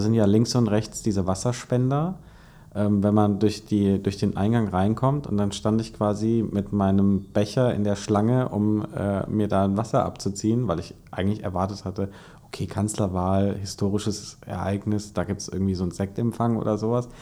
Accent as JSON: {"language": "German", "region": "Hesse", "country": "Germany", "said": "als Hesse"}